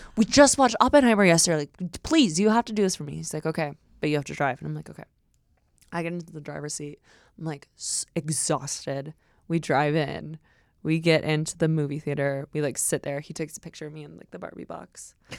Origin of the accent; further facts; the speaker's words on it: Westlake, California, United States; my hometown